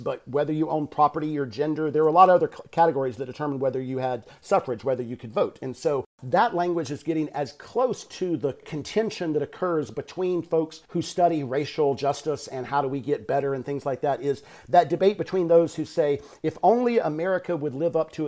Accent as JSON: {"language": "English", "region": "Georgia", "country": "United States", "tie": "born or raised there", "said": "I grew up in Georgia"}